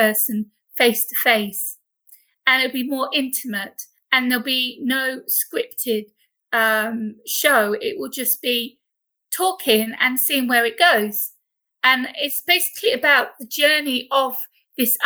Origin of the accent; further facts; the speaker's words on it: United Kingdom; accent: British; now in Corfu, Greece; as you can tell by my accent, I am British. I live over on the island of Corfu in Greece